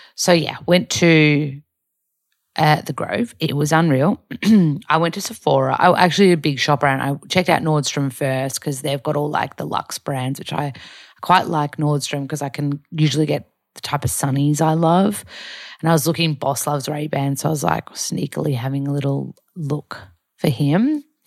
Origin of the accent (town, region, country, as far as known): Australia; moved away as an adult; also born or lived in Byron Bay, Australia; now in Los Angeles, United States